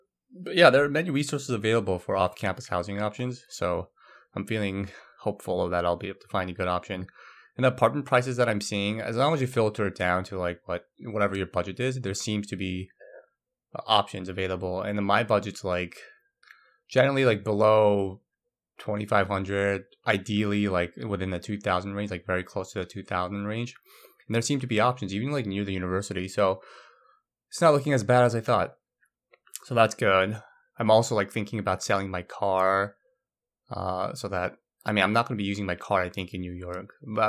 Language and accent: English; Brazil; also born or lived in Korea; I grew up in Brazil most of my life, though I was born in Korea.